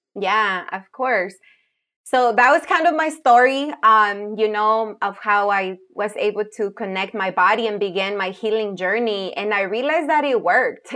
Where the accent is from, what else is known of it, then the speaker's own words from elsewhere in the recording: Jalisco, Mexico; moved away; I'm a tapatía. I grew up in Jalisco